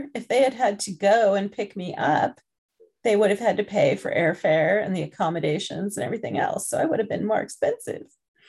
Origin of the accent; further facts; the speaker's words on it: England, United Kingdom; born there; I guess I have to be careful because I was born in England.